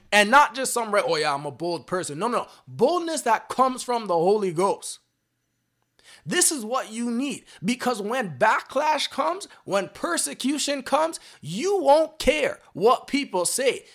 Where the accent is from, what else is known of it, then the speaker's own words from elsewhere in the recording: Canada; I'm personally from Canada right now